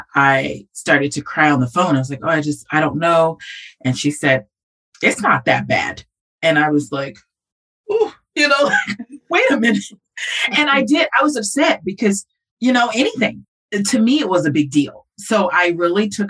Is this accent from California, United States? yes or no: yes; California, United States; moved away as an adult; I'm from California